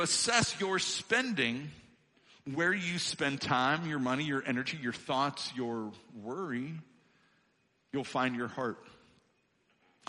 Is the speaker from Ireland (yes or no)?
no; Illinois, United States; moved away; I come from Illinois. I'm an Illinois boy born and raised